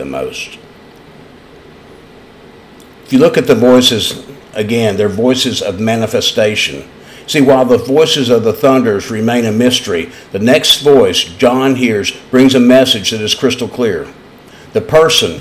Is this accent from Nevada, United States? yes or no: no; East Tennessee, United States; accent: East Tennessee; also born or lived in London; when I was a young boy growing up in East Tennessee